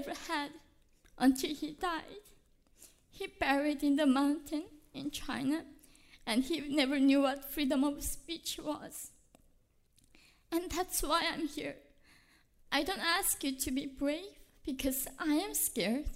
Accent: North Korea; now in United States; when I was in North Korea

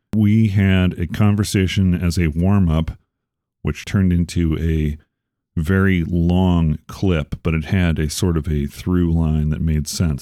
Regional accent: Chicago, Illinois, United States; moved away; also born or lived in Arizona; I'm from Chicago

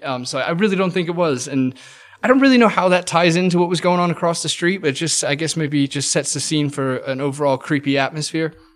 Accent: England, United Kingdom; moved away; growing up in England

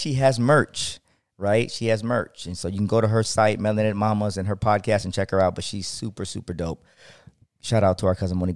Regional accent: Akron, Ohio, United States; I'm from Akron, Ohio

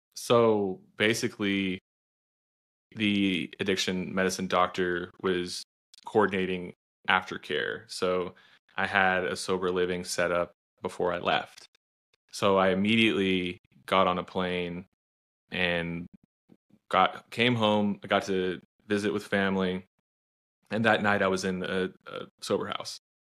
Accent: Austin, Texas, United States; I'm from Texas, but I'm obviously from, from Austin

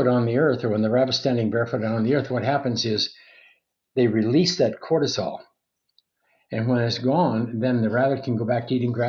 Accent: Montana, United States; When I was a kid growing up in Montana, I was a cowboy

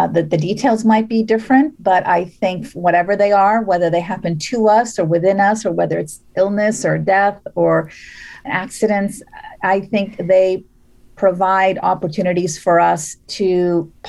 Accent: Las Vegas, Nevada, United States; also born or lived in Beirut, Lebanon; now in Bay Area, United States; I'm originally from Beirut, and my family moved to Las Vegas when I was seven.

